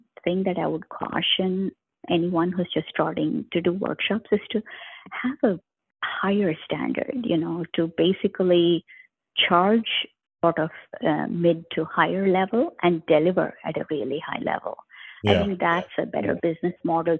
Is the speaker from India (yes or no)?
yes; India; moved away; I have been to a lot of places in India because I grew up in India